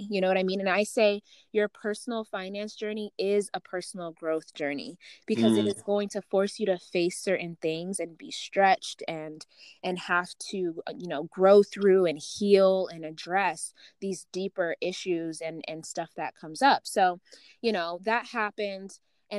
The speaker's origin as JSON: {"language": "English", "town": "Las Vegas", "region": "Nevada", "country": "United States", "tie": "born or raised there", "also_born_or_lived": "Uganda", "said": "I actually was born in Uganda and I was raised in Las Vegas"}